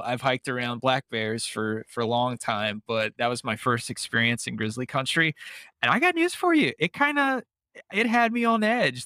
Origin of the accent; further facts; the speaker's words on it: Pacific Northwest, United States; I'm from the Pacific Northwest.